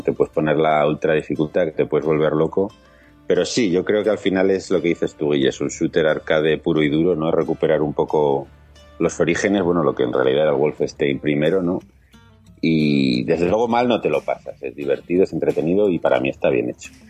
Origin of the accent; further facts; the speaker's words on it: Huesca, Aragon, Spain; yo soy de Huesca